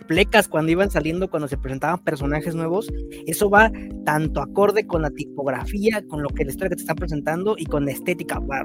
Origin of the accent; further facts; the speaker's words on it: Mexico; siendo mexicano